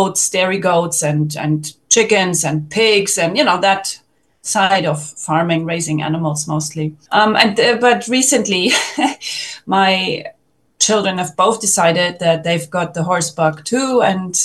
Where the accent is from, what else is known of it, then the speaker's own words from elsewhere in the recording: Germany; moved away as an adult; now in Portugal; I was born in Germany in the late 1970s